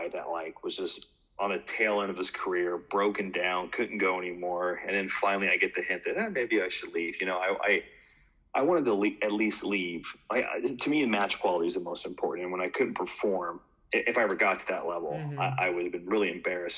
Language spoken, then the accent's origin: English; Washington, United States; moved away; I'm from Washington State